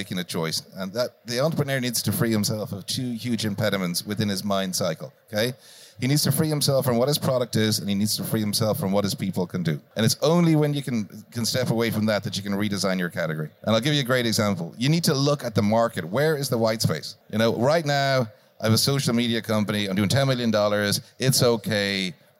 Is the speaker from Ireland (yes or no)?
yes; Ireland